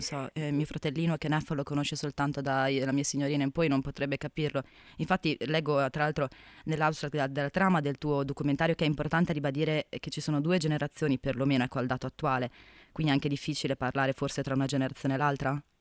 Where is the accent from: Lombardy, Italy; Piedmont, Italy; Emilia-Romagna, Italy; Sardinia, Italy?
Emilia-Romagna, Italy; Bologna; a me da bolognese